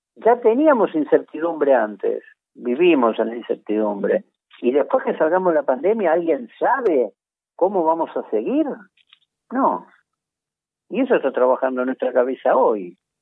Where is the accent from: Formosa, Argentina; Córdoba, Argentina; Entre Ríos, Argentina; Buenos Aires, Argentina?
Buenos Aires, Argentina; somos porteños